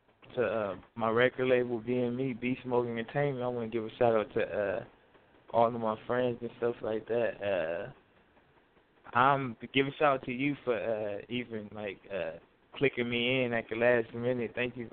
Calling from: Tucson, Arizona, United States; also born or lived in California; Oh, I'm calling from Tucson, Arizona.

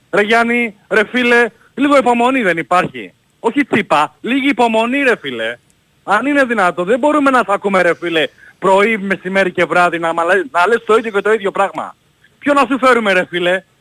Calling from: Brisbane, Queensland, Australia; Ο … είμαι από το Brisbane.

